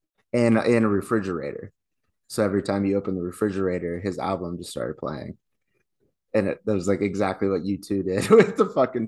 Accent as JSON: {"language": "English", "country": "Ireland", "said": "and I'm Irish."}